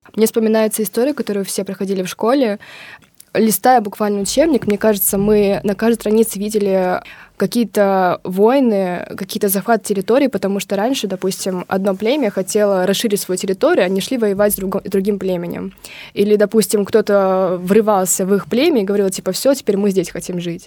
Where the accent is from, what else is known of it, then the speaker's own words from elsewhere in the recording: Kazakhstan; now in Russia; я из Казахстана